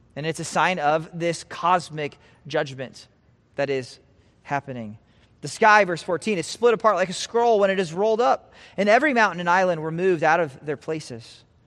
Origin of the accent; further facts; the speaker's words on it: Nebraska, United States; moved away; also born or lived in California; I'm from Nebraska